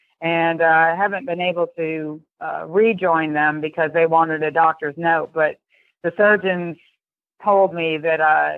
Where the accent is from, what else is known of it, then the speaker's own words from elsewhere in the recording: New York, United States; also born or lived in Europe; I lived overseas. My father was an IBMer, and I grew up in Europe and then in upstate New York.